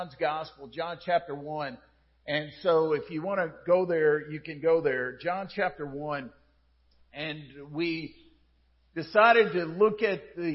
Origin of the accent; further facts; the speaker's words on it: United States; as an American